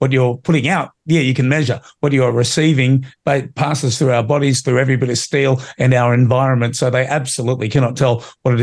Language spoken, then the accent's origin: English; Australia; as an Australian